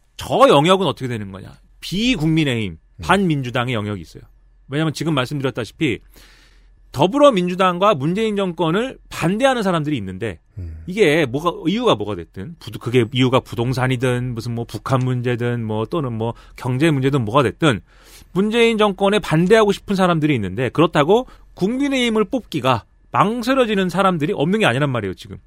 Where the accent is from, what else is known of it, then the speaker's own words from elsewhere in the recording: Suwon, Gyeonggi Province, South Korea; 내가 사는 내 고향 수원에 네, 내 고향 수원에 제가 살던 금성 아파트.